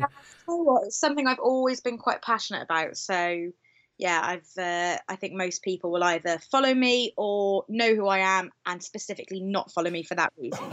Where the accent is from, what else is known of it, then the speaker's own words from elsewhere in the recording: Cowbridge, Wales, United Kingdom; I'm from Cowbridge, which is in the Vale of Glamorgan